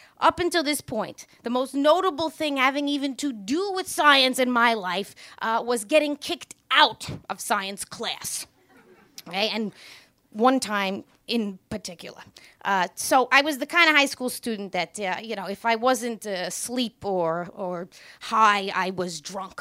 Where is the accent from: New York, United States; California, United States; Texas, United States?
New York, United States; New York City; I am a bartender from Queens.